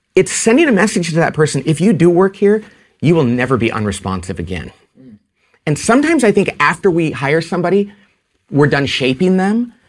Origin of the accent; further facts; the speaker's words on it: California, United States; I'm from California